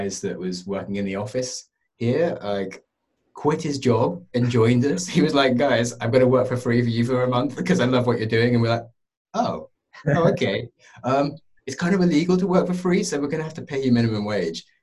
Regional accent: United Kingdom; I'm happy being British

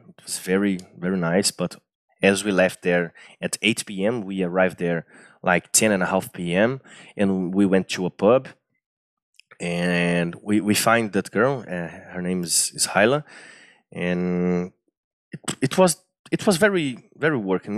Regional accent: Brazil; English is a second language; I'm from Brazil

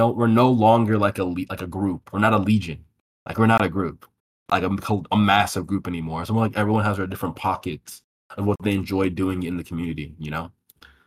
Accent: Nigeria; I'm Nigerian.

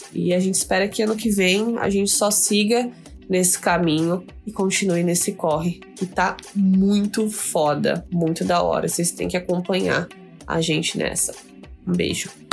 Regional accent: Osasco, São Paulo, Brazil; Eu mesma sou de Osasco

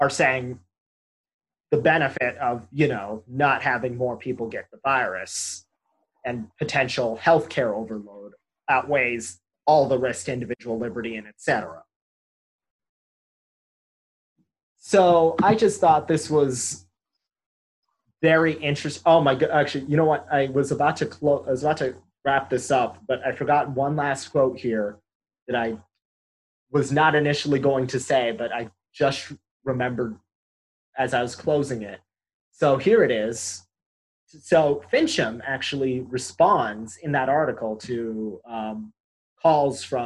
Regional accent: West Valley, Arizona, United States; I'm from the West Valley

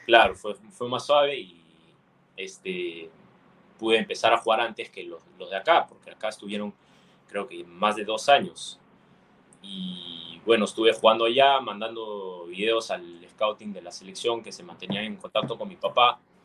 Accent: Longueuil, Quebec, Canada; yo nací en Canadá, este, mis papás son peruanos los dos

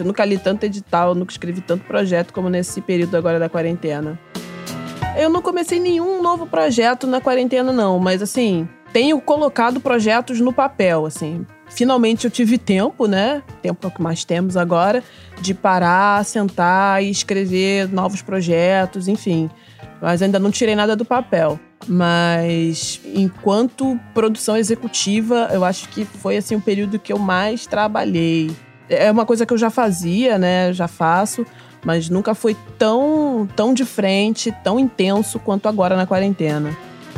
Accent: Mesquita, Rio de Janeiro, Brazil; sou da Baixada Fluminense, sou cria da B X D, do município de Mesquita.

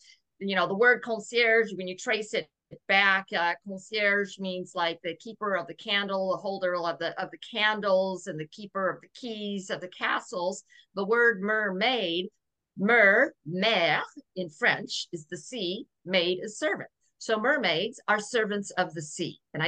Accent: Okinawa, Japan; born there; because I was born in Okinawa, Japan, during a typhoon, a storm of water.

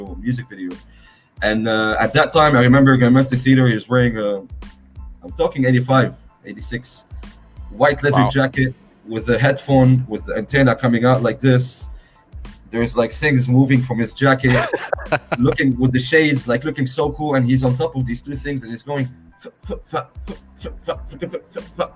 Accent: Beirut, Beirut Governorate, Lebanon; I'm from Lebanon, by the way, for those who don't know, Beirut

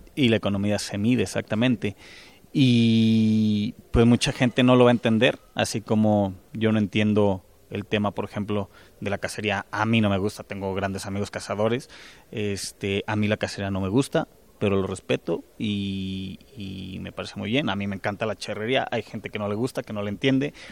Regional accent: Teocaltiche, Jalisco, Mexico; yo con lo que estoy viviendo en mi pueblo, en Teocaltiche

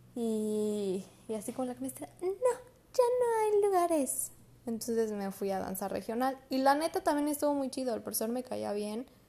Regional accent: Mexico; como buenos mexicanos

